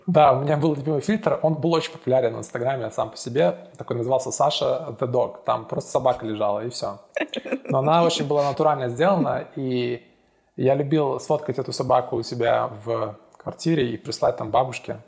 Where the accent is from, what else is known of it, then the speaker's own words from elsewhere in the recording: Minsk, Belarus; moved away as an adult; also born or lived in Estonia; now in London, United Kingdom; я родился в Минске, жил до, получается, 18 лет в Минске, особо никуда не выезжая